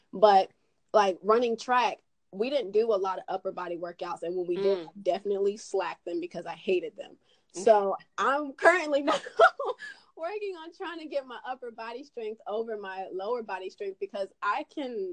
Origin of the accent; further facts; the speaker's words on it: Swannanoa, North Carolina, United States; accent: twang; also born or lived in Charlotte, North Carolina; I was raised in Asheville. Well, it's actually Swannanoa.